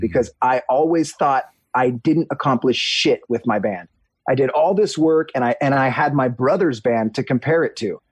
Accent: Huntington Beach, California, United States; I grew up in Huntington Beach, near the beach.

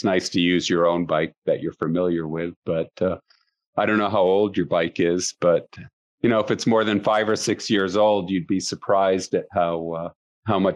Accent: Maine, United States; now in Colorado, United States; I'm from Maine originally, so I know about bugs in the summertime

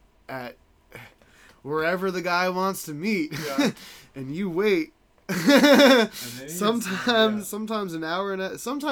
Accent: Denver, Colorado, United States; I'm born and raised in Denver.

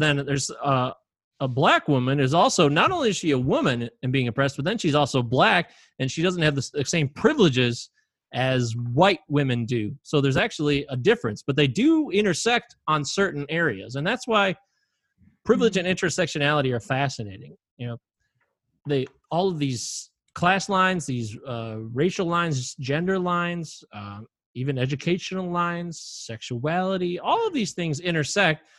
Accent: United States; I was born in the United States

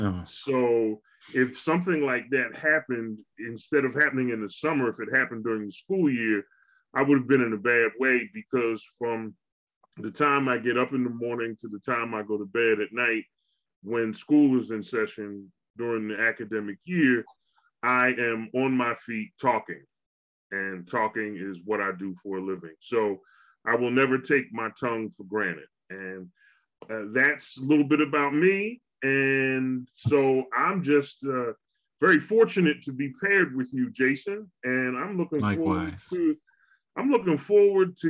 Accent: Philadelphia, Pennsylvania, United States; moved away as an adult; also born or lived in Houston, Texas / Memphis, Tennessee; I am born and raised in Philadelphia

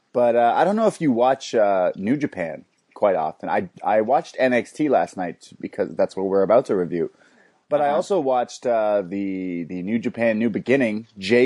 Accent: Canada; I'm Canadian

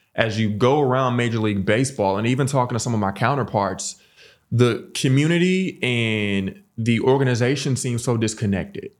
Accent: St. Louis, Missouri, United States; born and raised in Saint Louis

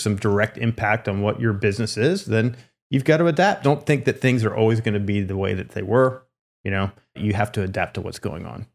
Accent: Lancaster, Pennsylvania, United States; moved away; also born or lived in California; I grew up in Lancaster, Pennsylvania

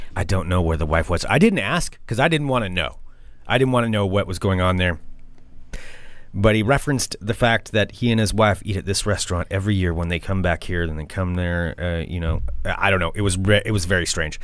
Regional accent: Oregon, United States; we're from Oregon

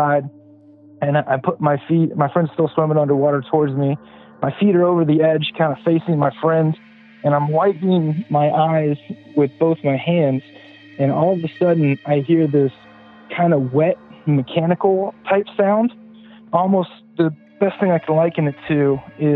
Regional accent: Pasadena, California, United States; now in South Carolina, United States; I grew up in Pasadena, California

